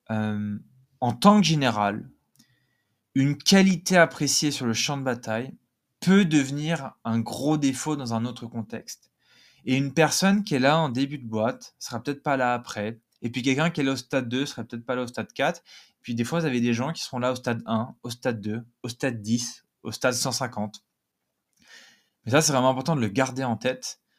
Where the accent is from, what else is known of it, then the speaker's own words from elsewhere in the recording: south of France, France; accent: Nîmes accent; moi aussi, je viens du Sud, hein, donc euh, je me moque de mon propre accent, que j'ai eu, j'ai eu l'accent nîmois à un moment.